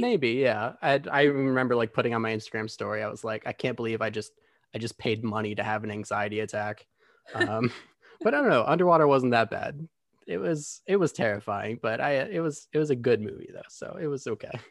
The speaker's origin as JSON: {"language": "English", "town": "Grand Rapids", "region": "Michigan", "country": "United States", "tie": "born or raised there", "moved": "as an adult", "lives_now": "Los Angeles, United States", "said": "I'm originally from Grand Rapids, Michigan. I moved to L A about four years ago."}